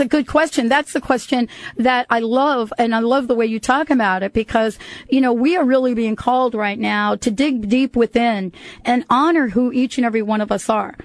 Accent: United States; moved away; also born or lived in New York City / New Jersey; I grew up in New York and New Jersey

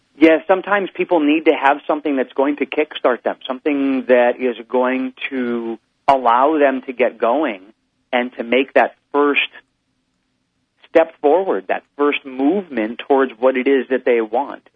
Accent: Hawaii, United States; I'm from Hawaii

